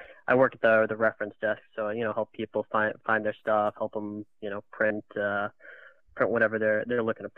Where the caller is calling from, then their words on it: Chelmsford, Massachusetts, United States; Chelmsford, Massachusetts.